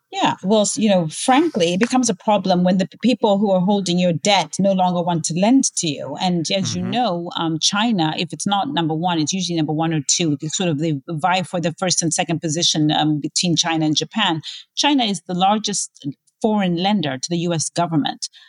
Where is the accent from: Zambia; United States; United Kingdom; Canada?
Zambia; my home country of Zambia